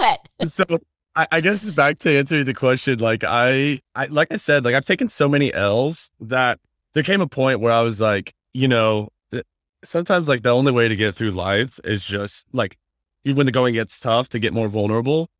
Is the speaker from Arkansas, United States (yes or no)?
no; Indiana, United States; moved away as an adult; now in Los Angeles, United States; I'm from Indiana, born and raised. I live, been living out here in LA for like six years